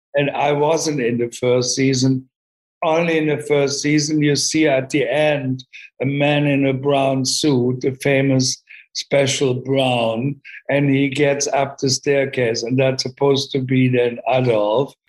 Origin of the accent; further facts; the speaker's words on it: Germany; English is a second language; moved away as an adult; also born or lived in London; I grew up in Germany